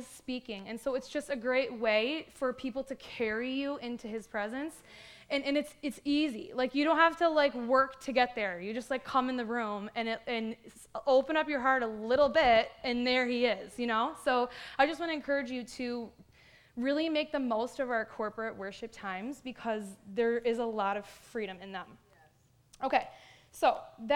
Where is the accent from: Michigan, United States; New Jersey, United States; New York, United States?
New York, United States; Buffalo; moved away as an adult; now in Canada; I was raised in Buffalo